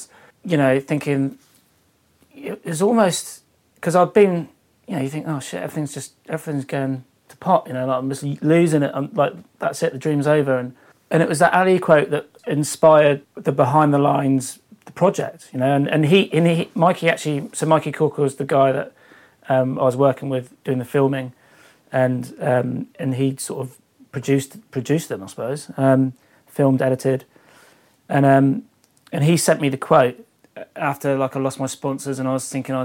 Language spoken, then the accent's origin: English; Devon, South West England, United Kingdom; I was unsponsored surfer from Devon